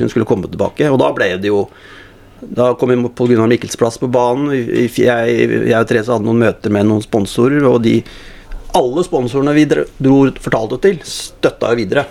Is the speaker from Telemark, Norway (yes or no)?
yes; Skien, Telemark, Norway; moved away as an adult; now in Oslo, Norway; Vokste opp på, på Gulset, da, og så spilte fotball i Gulset